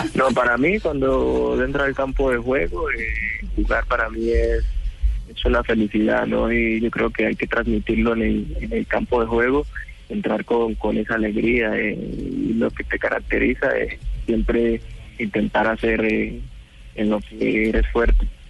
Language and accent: Spanish; Colombia; moved away as an adult; now in Italy; En el momento que salí de Colombia, ya a los 21